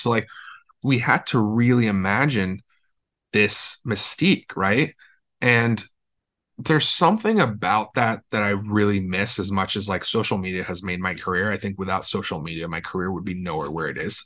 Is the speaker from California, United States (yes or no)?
yes; Los Angeles, California, United States; I'm from Los Angeles, born and raised